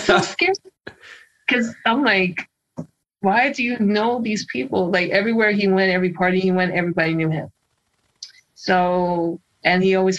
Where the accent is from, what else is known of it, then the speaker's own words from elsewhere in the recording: Chicago, Illinois, United States; moved away as an adult; also born or lived in New York; I'm from Chicago.